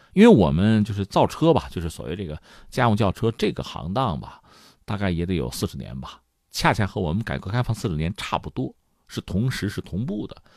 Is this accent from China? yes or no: yes; China; 我们中国人